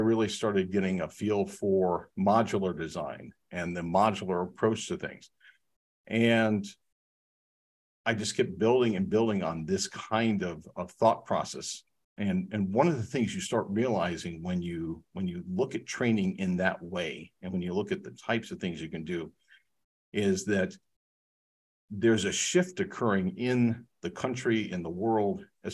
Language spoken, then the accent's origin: English; Research Triangle Park, North Carolina, United States; I've been privileged to live here and grow up here